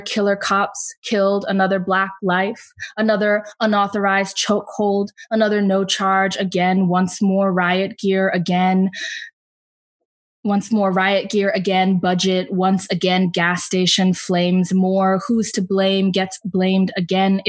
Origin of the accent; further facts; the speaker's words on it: Atlanta, Georgia, United States; also born or lived in Providence; my hometown in Atlanta